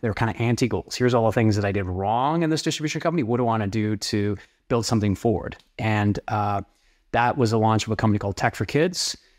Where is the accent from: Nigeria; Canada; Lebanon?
Canada; where I was born and raised in Canada um, is known for agriculture and oil.